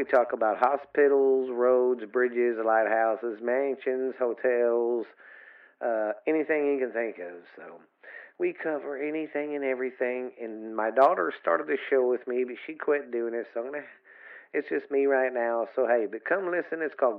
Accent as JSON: {"language": "English", "region": "the South", "country": "United States", "said": "I'm from the South"}